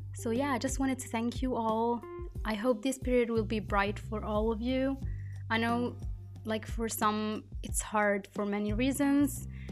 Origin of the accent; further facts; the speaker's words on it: Italy; I was born and I grew up in Italy